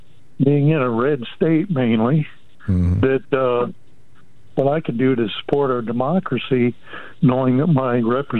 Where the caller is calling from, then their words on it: Alabama, United States; I'm calling from Alabama, sir.